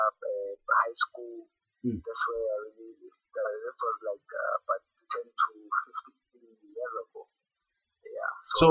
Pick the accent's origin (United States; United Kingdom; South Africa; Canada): South Africa; Soweto, Gauteng; I'm born and bred in Soweto, Mbeni, National Park, which is also still in Soweto. And yeah, I'm a product of Soweto.